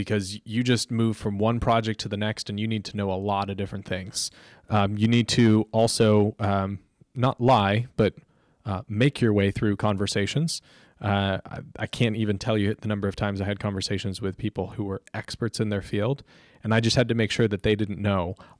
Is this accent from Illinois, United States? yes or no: no; Florida, United States; I loved growing up in Florida, you just go to the beach and play a game of pickup beach volleyball.